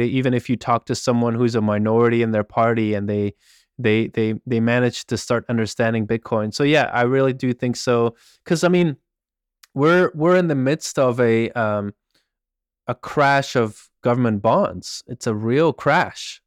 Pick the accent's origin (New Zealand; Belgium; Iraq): Belgium; I grew up in Belgium